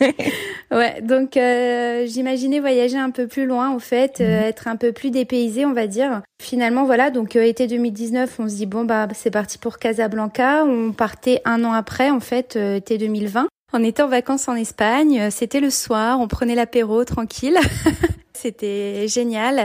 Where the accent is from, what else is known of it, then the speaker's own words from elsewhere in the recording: France; moved away as an adult; also born or lived in Senlis; now in Jerusalem, Israel; Je suis mariée et en fait on vient de France. On habitait euh, avant d'emménager ici en Israël